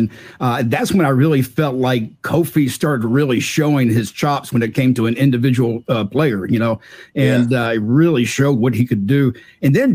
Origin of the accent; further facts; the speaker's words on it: the South, United States; As a Southerner